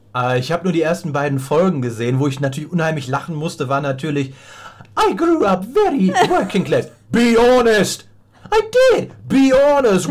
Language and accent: German; Rhineland, Germany; dass ich aus dem Rheinland komme